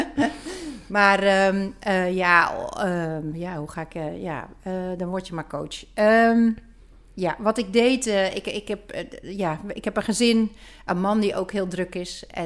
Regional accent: Zeeland, Netherlands; also born or lived in Rotterdam; Ik kom uit het westen. Ik ben eh, geboren en getogen in Zeeland en ik heb eh

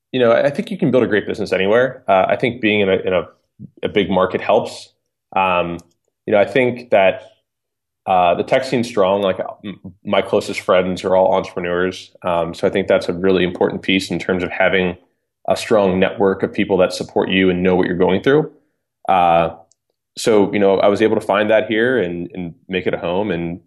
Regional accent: Cincinnati, Ohio, United States; moved away as an adult; now in Los Angeles, United States; I grew up in the Midwest. I'm from Cincinnati, Ohio. I spent the first 25 years of my life there, high school, college.

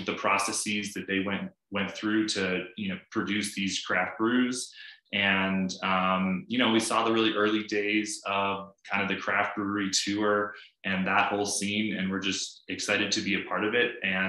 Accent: Boulder, Colorado, United States; growing up in Boulder

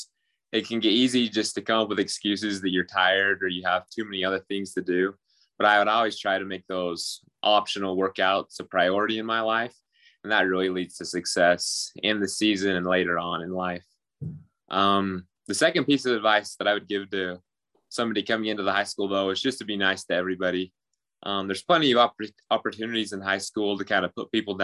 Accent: Vernal, Utah, United States; I grew up in Vernal, Utah

